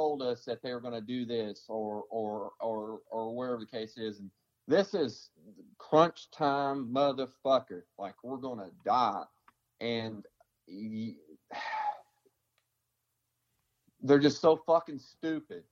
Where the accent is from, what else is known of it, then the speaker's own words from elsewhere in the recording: Tennessee, United States; I'm from Tennessee